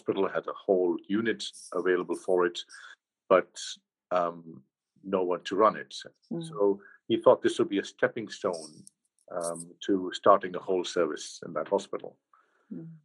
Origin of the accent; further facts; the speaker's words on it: Mumbai, Maharashtra, India; moved away as an adult; also born or lived in London, United Kingdom / Los Angeles, United States; now in Leicester, United Kingdom; I grew up in Bombay, and I've always called it Bombay